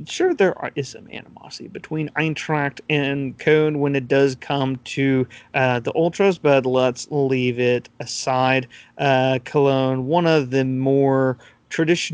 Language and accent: English; United States; As an American